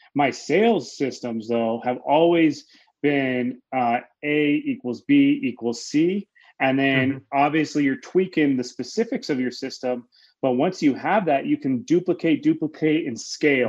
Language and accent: English; Denver, Colorado, United States; I'm from Denver, Colorado. That's where I currently reside, where where I, where I was born